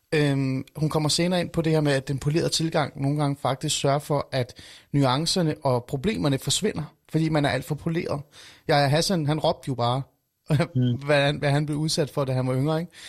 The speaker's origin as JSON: {"language": "Danish", "area": "North Zealand", "region": "Capital Region of Denmark", "country": "Denmark", "tie": "born or raised there", "said": "Jeg voksede op i Nordsjælland, langt væk fra boligsociale områder."}